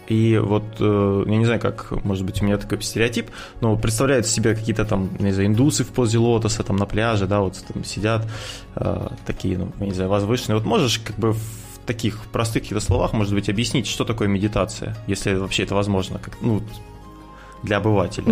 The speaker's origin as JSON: {"language": "Russian", "country": "Russia", "said": "мы находимся на юге от Москвы, где-то 500 километров"}